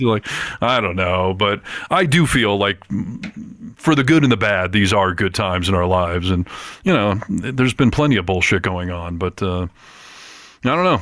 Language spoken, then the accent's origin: English; Michigan, United States; I grew up in Michigan where hunting was super commonplace